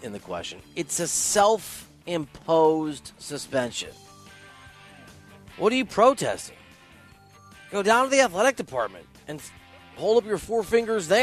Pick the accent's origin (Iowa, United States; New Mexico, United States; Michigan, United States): Iowa, United States; moved away; I'm from Iowa. I've been all over the country. I've lived all over the country.